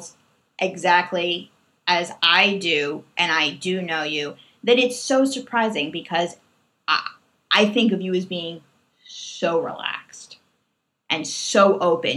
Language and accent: English; New York, United States; I am just a New Yorker through and through